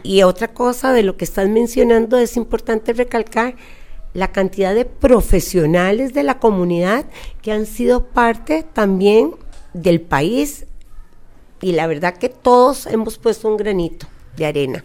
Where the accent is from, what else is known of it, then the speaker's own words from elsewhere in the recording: Costa Rica; accent: costarricense; Yo soy costarricense y nacida aquí en Costa Rica